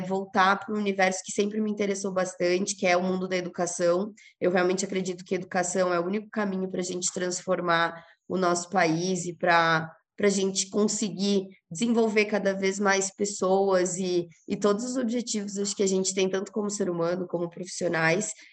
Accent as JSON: {"language": "Portuguese", "region": "Rio Grande do Sul", "country": "Brazil", "moved": "yes", "said": "Sou gaúcha, mas já faz um tempo que não moro no Rio Grande do Sul"}